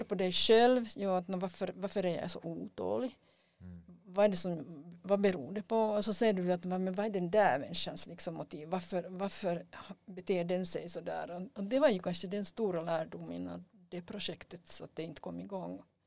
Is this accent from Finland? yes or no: yes; Finland; vi har som finlandssvenskar